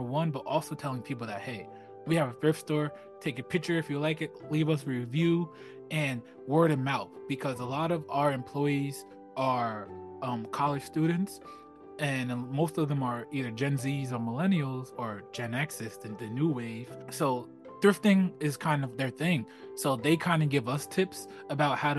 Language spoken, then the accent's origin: English; Plainfield, New Jersey, United States; Growing up in Plainfield